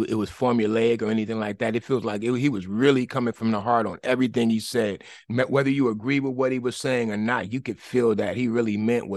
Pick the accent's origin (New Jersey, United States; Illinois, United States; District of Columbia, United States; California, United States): California, United States; Oakland; I grew up in East Oakland and in the straight up hood